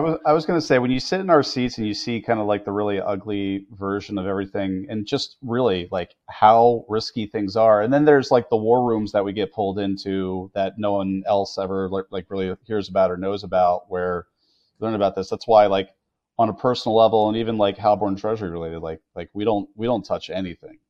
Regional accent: United States; as an American

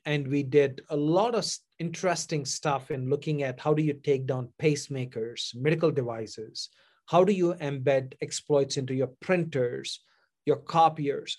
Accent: India; moved away as an adult; now in United States; any dreamer from India came to this country to pursue my advanced degree

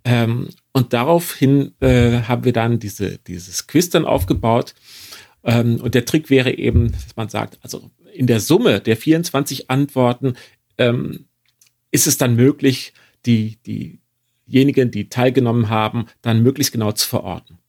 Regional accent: northwest Germany, Germany; moved away; daheim im Nordwesten Deutschlands hätte ich wahrscheinlich Gardine gesagt

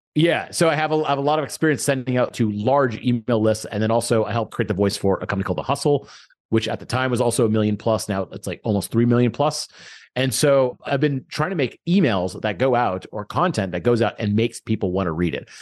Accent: Houston, Texas, United States; I grew up in Houston

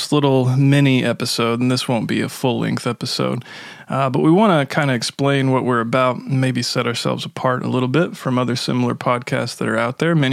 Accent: Milwaukee, Wisconsin, United States; we're from Milwaukee.

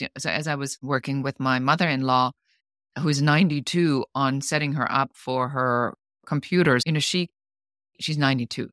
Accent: Germany; moved away as an adult; now in Los Angeles, United States; I'm originally from Germany. I'm an immigrant. I live now in the United States in Los Angeles

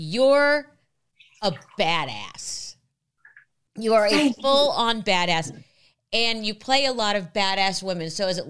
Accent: Los Angeles, California, United States; also born or lived in New York; I was born in New York, but raised here, and I get it all the time. People are always shocked to find out that I've been in Los Angeles since I was 3.

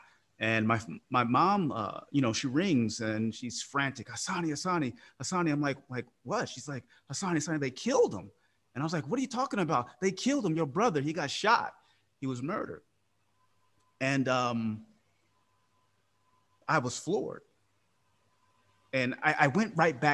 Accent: Oakland, California, United States; I'm from Oakland, California. So give you context, Oakland was a pretty tough place growing up

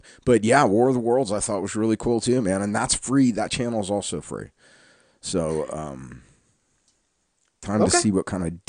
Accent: the South, United States; We're both from the South

